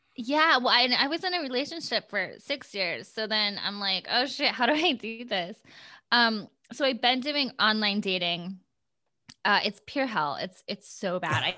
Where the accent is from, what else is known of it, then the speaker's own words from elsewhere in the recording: Gilbert, Iowa, United States; moved away as an adult; also born or lived in Storm Lake, Iowa; now in Los Angeles, United States; I grew up in Iowa